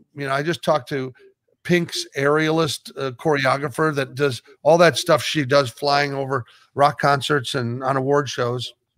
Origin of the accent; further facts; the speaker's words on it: Omaha, Nebraska, United States; moved away as an adult; also born or lived in Los Angeles; being from Nebraska